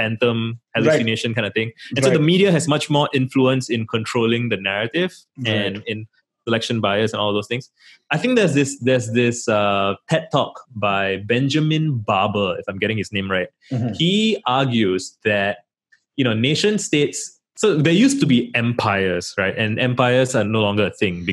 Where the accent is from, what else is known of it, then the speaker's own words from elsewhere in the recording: Singapore; as a Singaporean, I'm proud to have served